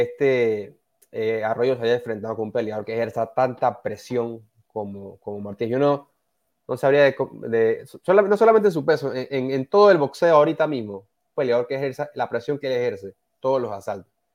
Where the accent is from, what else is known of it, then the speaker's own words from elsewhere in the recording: Panama; uno como panameño